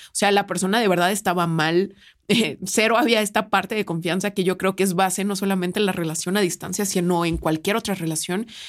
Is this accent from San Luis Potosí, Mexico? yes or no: yes; San Luis Potosí, Mexico; yo soy de San Luis